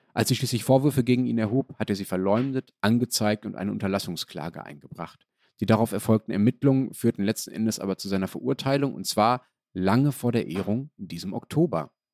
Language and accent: German; Berlin, Germany; als Berliner